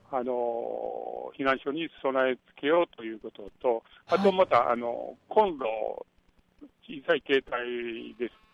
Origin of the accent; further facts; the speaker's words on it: Kyoto, Japan; 私の地元の新八小学校で、